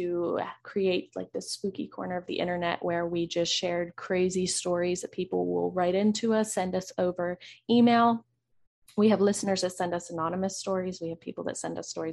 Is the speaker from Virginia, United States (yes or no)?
yes; Virginia, United States; we're from Virginia. So we are pretty, well, I'm pretty close to the Richmond area.